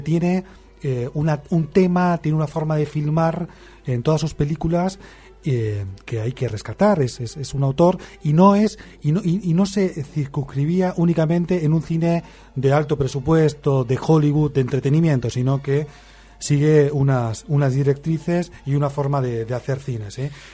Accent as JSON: {"language": "Spanish", "country": "Argentina", "moved": "yes", "said": "aquel país lejano de donde yo vengo"}